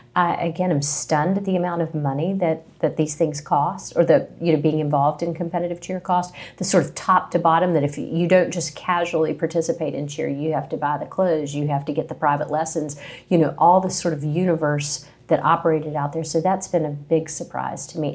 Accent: Princeton, West Virginia, United States; moved away as an adult; also born or lived in Charlotte, North Carolina; now in Charleston, United States; I am from West Virginia, Princeton, West Virginia

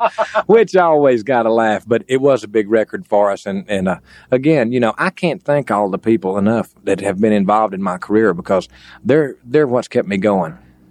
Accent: Texas, United States; Me being a Texan

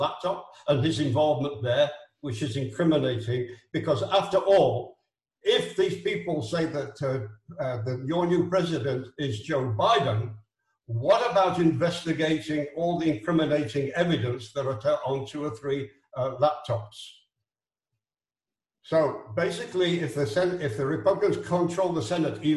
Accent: Israel; I'm from Israel. I'm not an American

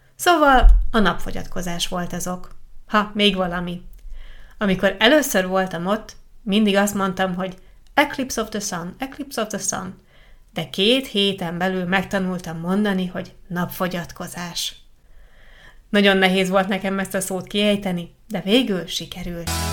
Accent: Italy; first language Italian; Hungarian is a second language; az első csoportomban csak olaszok voltunk

